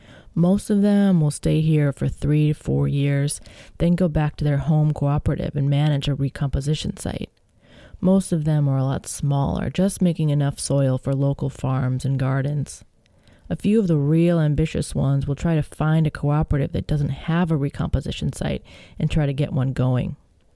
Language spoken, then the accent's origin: English; Illinois, United States; I grew up near Chicago, not in Lincoln Park, of course. It was different then.